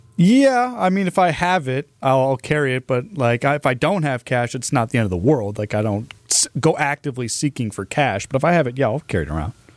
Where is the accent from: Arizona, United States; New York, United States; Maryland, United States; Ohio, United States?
Ohio, United States; Cleveland; moved away as an adult; now in Milwaukee, United States; I'm not actually from Milwaukee, Milwaukee initially. I'm from the Cleveland area